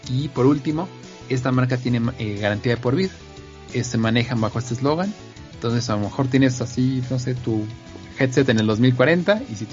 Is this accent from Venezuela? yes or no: no; Puebla, Mexico; Soy de Puebla.